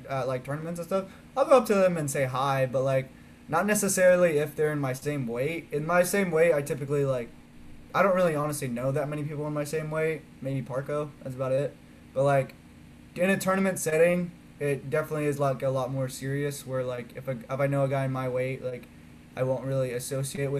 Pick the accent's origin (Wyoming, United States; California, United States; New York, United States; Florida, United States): California, United States; Vacaville; my hometown Vacaville